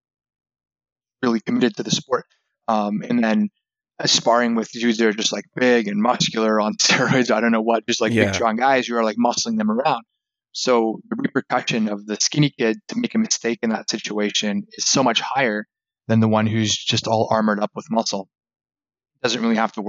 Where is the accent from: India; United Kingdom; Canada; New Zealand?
Canada; I was born and raised in Canada.